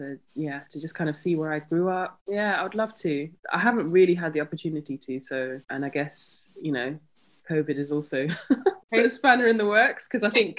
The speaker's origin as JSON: {"language": "English", "region": "London", "country": "United Kingdom", "tie": "born or raised there", "also_born_or_lived": "Zimbabwe / Midlands", "said": "I've lived pretty much in London for the rest of the time"}